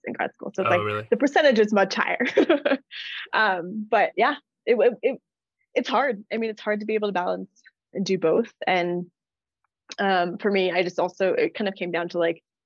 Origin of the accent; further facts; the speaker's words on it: Los Angeles, California, United States; moved away as an adult; also born or lived in San Francisco / New Orleans; now in Denver, United States; I'm from LA. So I grew up in LA, born and raised. And I lived there until I went to college